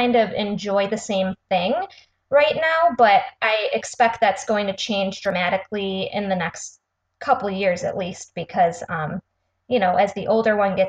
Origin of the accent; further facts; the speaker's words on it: Rochester, Michigan, United States; we are from Rochester, Michigan